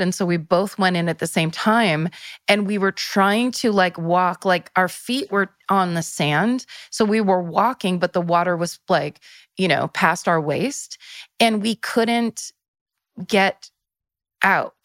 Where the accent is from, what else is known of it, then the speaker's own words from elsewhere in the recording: Northern California, United States; I'm from Northern California